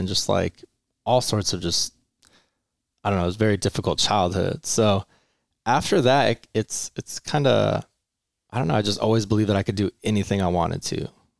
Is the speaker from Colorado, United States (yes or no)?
no; Menifee, California, United States; also born or lived in Long Beach; Kind of here, actually. So Marietta Menifee. But actually, it's a really hard question. I grew up everywhere. I was like born in Long Beach. My parents moved every 3 years.